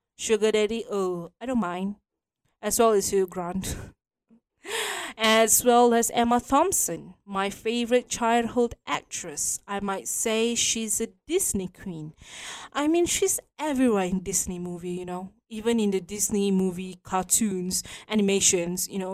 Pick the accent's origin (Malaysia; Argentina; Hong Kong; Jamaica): Malaysia; we are Malaysian, proud to be Malaysian.